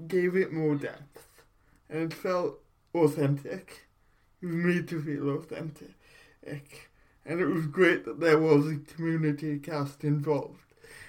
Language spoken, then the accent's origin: English; Port Talbot, Wales, United Kingdom; I'm from Port Talbot, so it has been a way of life here for so many years.